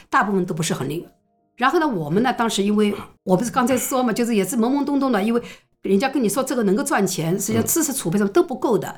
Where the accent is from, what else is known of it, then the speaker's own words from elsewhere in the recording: Shanghai, China; 我们上海人